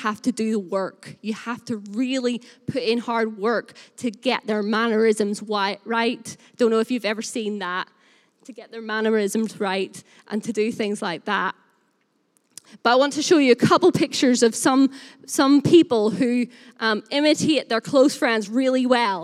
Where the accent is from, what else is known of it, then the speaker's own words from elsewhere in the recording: Northern Irish, Northern Ireland, United Kingdom; also born or lived in Burnley; now in Lancashire, United Kingdom; I am Northern Irish, and so I say the word we all the time.